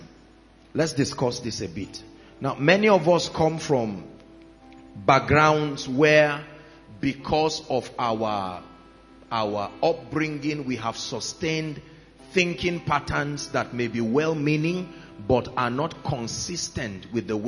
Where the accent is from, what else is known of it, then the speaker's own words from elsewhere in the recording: Plateau, Nigeria; I come from Plateau State